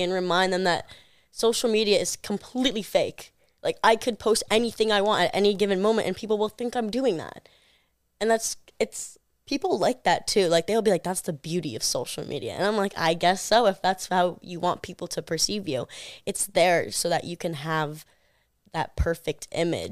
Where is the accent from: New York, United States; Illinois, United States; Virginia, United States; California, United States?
New York, United States; I'm from New York